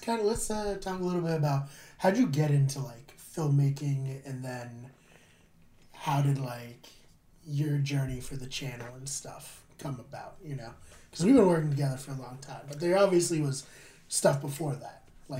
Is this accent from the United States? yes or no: yes; Massachusetts, United States; because we're from Massachusetts.